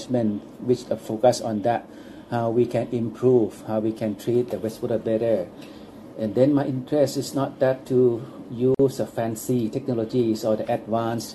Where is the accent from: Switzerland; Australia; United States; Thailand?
Thailand; Chiang Mai; English is a second language; my hometown again, that from Chiang Mai